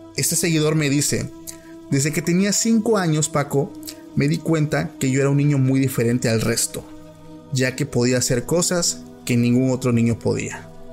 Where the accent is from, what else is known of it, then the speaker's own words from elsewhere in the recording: Oaxaca, Mexico; yo soy de Oaxaca